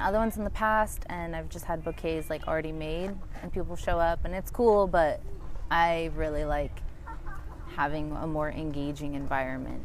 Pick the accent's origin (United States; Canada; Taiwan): United States; Pacific Northwest; also born or lived in Seattle; growing up in the Pacific Northwest